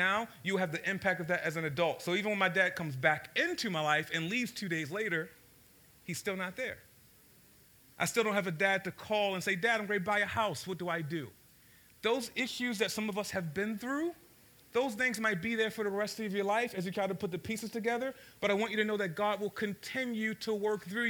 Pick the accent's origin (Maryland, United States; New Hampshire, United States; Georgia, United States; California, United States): Maryland, United States; Baltimore; So I grew up in South Baltimore, grew up in a place called Cherry Hill